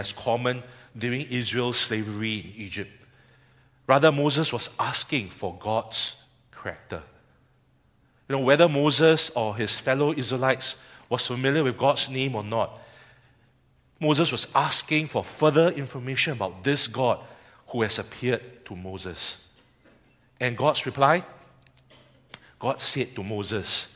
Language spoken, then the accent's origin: English; Singapore; as a Singaporean